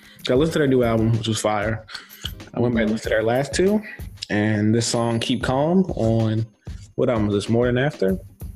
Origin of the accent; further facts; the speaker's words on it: Baltimore, Maryland, United States; we're from Baltimore